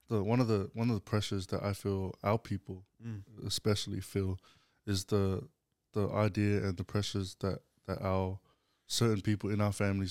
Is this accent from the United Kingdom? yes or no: no; Australia; we live in a society now in here in Australia where we're fighting, and as Australian Samoans